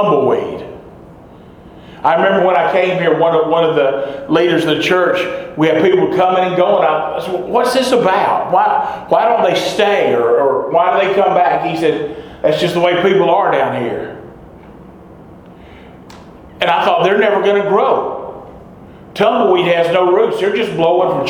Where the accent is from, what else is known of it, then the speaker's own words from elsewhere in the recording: hometown about 30 miles from Knoxville, Tennessee, United States; at the First Baptist Church in my hometown.